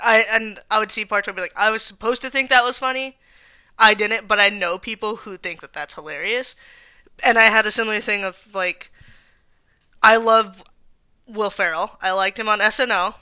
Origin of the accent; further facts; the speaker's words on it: Tucson, Arizona, United States; we are both from Tucson